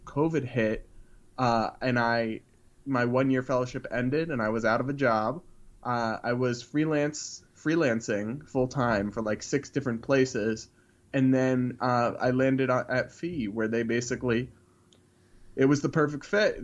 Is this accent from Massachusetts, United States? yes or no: yes; Massachusetts, United States; I'm from New England. I'm from Massachusetts